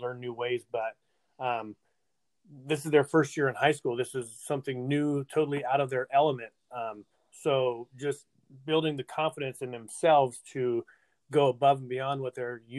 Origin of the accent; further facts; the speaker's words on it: Visalia, California, United States; now in Tulare, United States; I born and raised in Visalia, moved to Tulare when I got married.